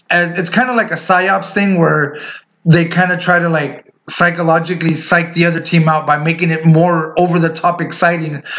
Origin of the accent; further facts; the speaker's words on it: West Coast, United States; So, um, like you said, us growing up in the West Coast